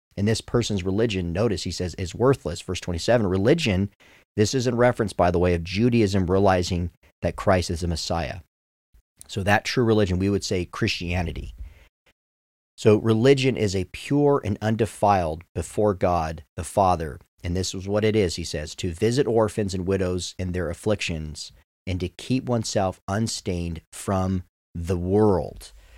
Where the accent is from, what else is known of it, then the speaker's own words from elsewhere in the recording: United States; I'm an American